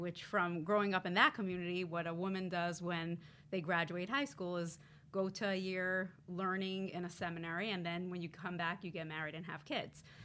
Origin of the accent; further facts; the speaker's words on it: New York City, New York, United States; I actually grew up pretty close to here in Crown Heights, Brooklyn, New York